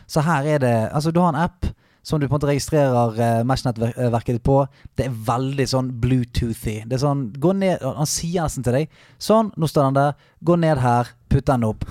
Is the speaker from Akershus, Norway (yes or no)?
no; Bergen, Vestland, Norway; Jeg er fra Bergen